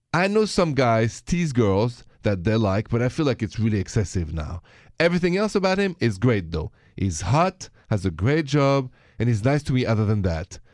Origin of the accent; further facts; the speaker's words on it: France; accent: French; moved away; My accent is French